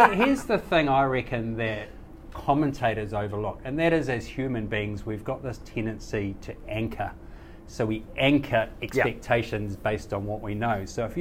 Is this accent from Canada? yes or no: no; Kapiti, Wellington, New Zealand; my hometown of Kapiti, up the coast from Wellington